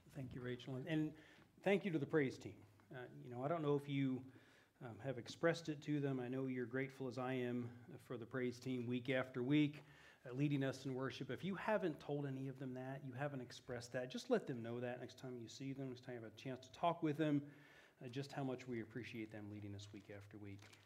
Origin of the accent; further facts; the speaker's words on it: Eugene, Oregon, United States; moved away as an adult; also born or lived in Italy; I grew up here in Eugene, so this is my hometown.